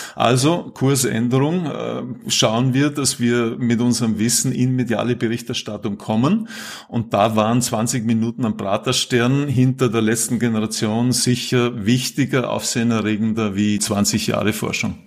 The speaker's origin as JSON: {"language": "German", "region": "Vorarlberg", "country": "Austria", "also_born_or_lived": "Salzburg", "moved": "as an adult", "lives_now": "Vienna, Austria", "said": "Ich bin ursprünglich Vorarlberger, habe dann lang in Salzburg gelebt, Studium Zivildienst dort gemacht und bin seit mittlerweile gut 20 Jahren in Wien"}